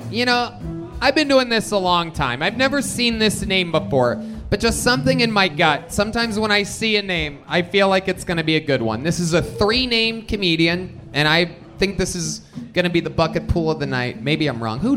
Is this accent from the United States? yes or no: yes; Detroit, Michigan, United States; moved away as an adult; now in Los Angeles, United States; originally Detroit, Michigan.